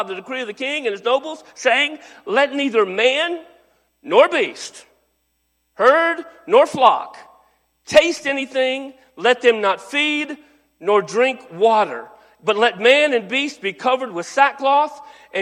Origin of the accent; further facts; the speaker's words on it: North Texas, United States; I was raised in North Texas